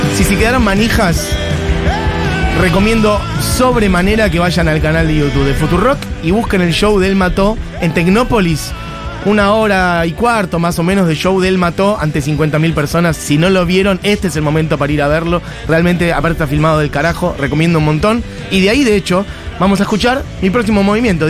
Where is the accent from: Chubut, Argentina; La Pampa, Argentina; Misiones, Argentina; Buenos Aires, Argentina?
Buenos Aires, Argentina; era la heladería a la que yo iba cuando era niño en Villa Crespo